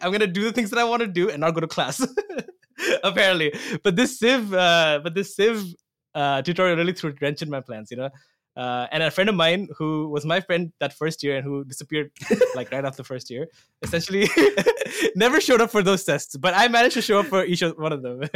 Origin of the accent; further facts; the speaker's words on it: Assam, India; moved away as an adult; now in Toronto, Canada; I'm from Assam, India